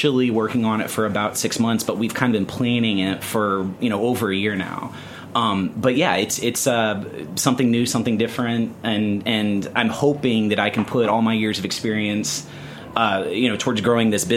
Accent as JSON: {"language": "English", "region": "the South", "country": "United States", "tie": "born or raised there", "moved": "yes", "lives_now": "New York City, United States", "said": "I grew up in the South"}